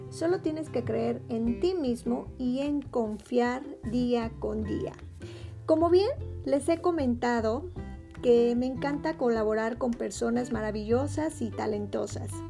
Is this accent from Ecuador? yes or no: no; Mexico; Yo creo que somos eh, mexicanos y que no tenemos que estar divididos